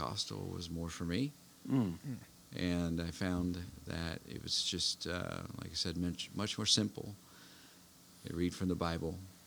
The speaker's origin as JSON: {"language": "English", "area": "east of Cincinnati", "region": "Ohio", "country": "United States", "tie": "born or raised there", "moved": "as an adult", "lives_now": "Kentucky, United States", "said": "I was born and raised in Ohio, east of Cincinnati"}